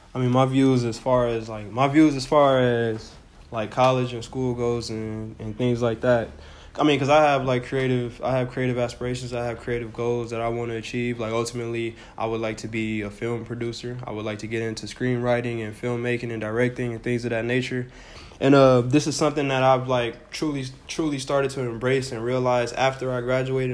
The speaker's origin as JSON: {"language": "English", "country": "United States", "said": "we're from America"}